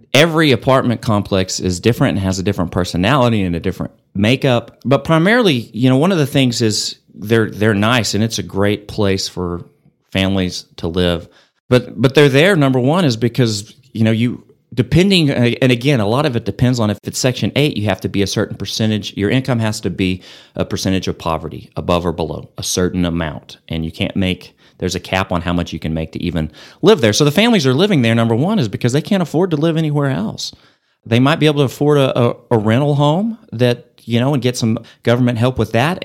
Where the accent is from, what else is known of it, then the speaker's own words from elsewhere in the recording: Amarillo, Texas, United States; also born or lived in Lubbock, Texas; Built a house here and moved here when I was two and grew up here